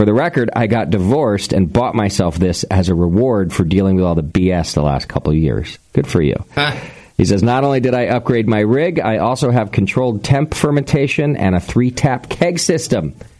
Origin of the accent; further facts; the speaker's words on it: Connecticut, United States; moved away; I'm originally from Connecticut